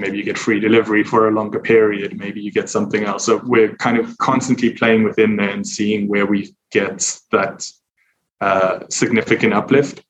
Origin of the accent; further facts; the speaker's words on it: South Africa; now in United Kingdom; I'm originally from South Africa, but I'm based in the UK